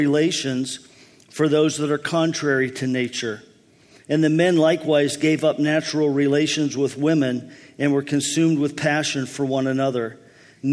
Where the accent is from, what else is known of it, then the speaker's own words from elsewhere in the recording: Pennsylvania, United States; When I was a boy, there were times in my hometown